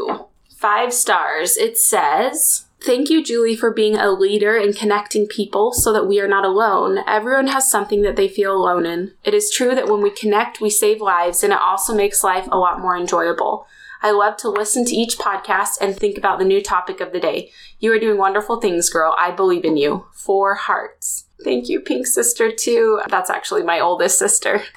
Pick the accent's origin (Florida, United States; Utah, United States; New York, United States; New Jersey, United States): Utah, United States; Springville; my hometown that I grew up in, Springville, Utah